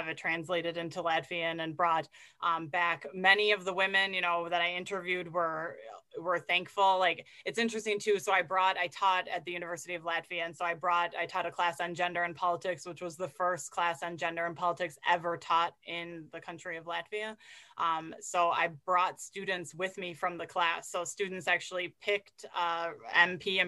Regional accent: United States; as an American

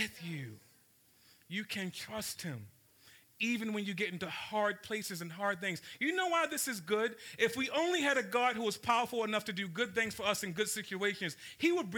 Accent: Baltimore, Maryland, United States; I grew up in South Baltimore

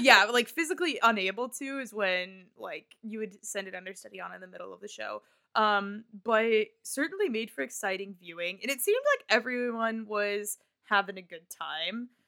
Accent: Nebraska, United States; I am from Nebraska

